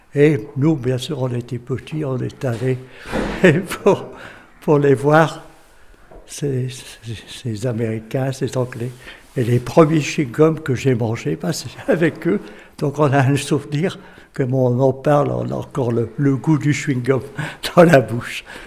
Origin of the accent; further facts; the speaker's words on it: M, Hauts-de-France, France; je suis né à Haim en 1936. Donc, j'ai vécu toute mon enfance et tout tout le temps à M.